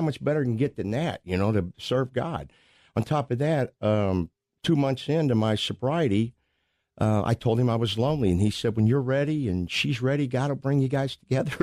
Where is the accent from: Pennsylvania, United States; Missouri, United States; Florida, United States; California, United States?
Missouri, United States; Pacific; I grew up in Pacific, Missouri. That's a suburb of Saint Louis.